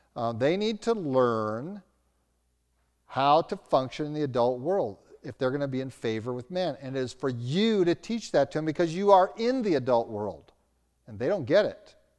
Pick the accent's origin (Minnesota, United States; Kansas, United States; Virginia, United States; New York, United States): Virginia, United States; Roanoke; now in Albuquerque, United States; growing up in Roanoke, Virginia, as a teenager